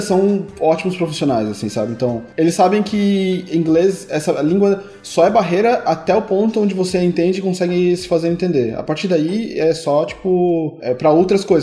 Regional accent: Brazil; moved away; como brasileiro

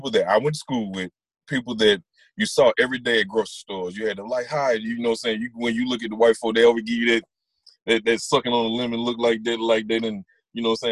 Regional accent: Attala County, Mississippi, United States; also born or lived in Jackson, Mississippi; I was born in Jackson, Mississippi. I was raised in homes in Atala County

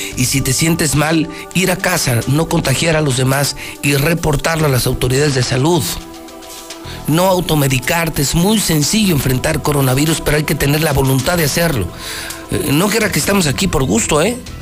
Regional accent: Mexico; Por eso somos mexicanos

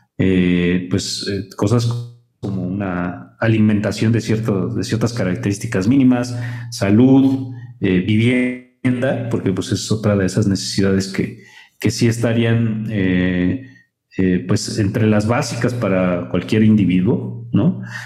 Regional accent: Mexico; nos asumimos como mexicanos

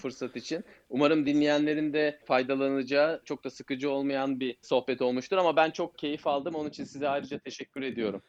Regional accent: Turkey; biz Türkler olarak

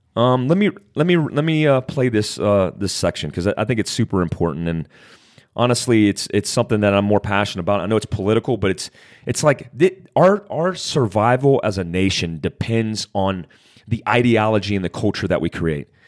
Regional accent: Daytona Beach, Florida, United States; I grew up in Daytona Beach, Florida, on the black side of poverty.

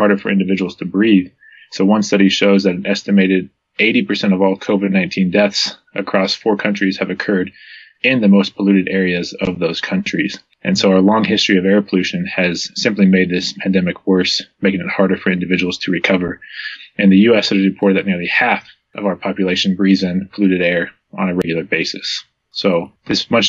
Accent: Southern California, United States; I grew up in Southern California

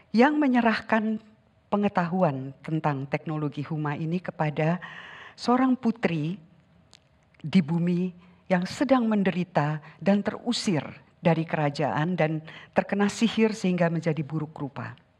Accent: Sundanese lands, Indonesia; Saya dibesarkan di tanah Sunda, Leluhur saya orang Sunda

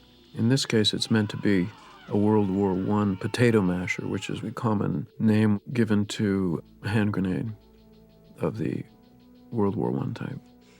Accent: Canada; As a Canadian independent filmmaker, I hadn't really had much to do with real Hollywood studios.

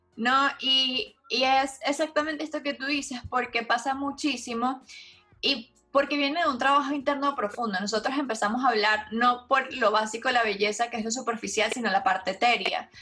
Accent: Venezuela; en mi país, Venezuela

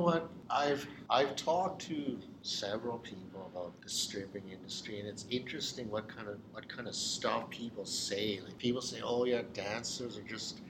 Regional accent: British Columbia, Canada; also born or lived in Burlington, Ontario; Lived in BC for pretty much most of my life

